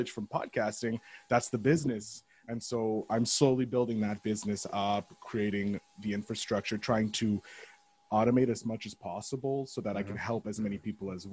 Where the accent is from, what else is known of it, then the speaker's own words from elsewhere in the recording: Montreal, Quebec, Canada; I'm obviously from Montreal, the former colony of you guys